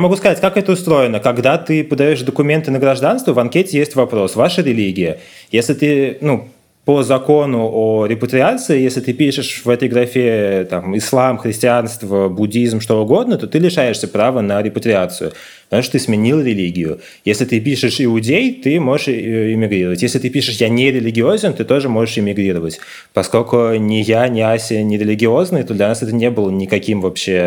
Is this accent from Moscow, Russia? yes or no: yes; Moscow, Russia; moved away as an adult; now in Tel Aviv, Israel; мы москвичи